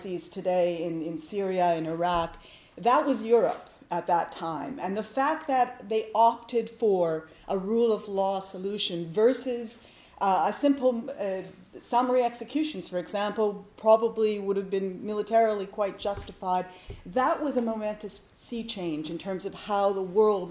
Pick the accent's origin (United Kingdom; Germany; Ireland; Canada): Canada; Winnipeg, Manitoba; moved away; also born or lived in Ottawa; I come from Winnipeg.